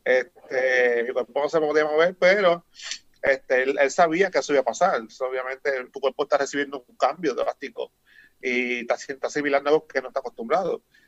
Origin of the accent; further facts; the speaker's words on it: Humacao, Puerto Rico; moved away as an adult; now in United States; yo soy nacido y criado en Macao